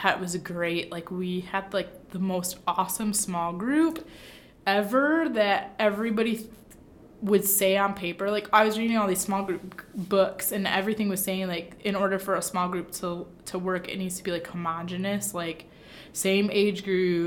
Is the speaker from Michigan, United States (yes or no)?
yes; Michigan, United States; also born or lived in Kankakee, Illinois; now in Hammond, United States; I'm from Michigan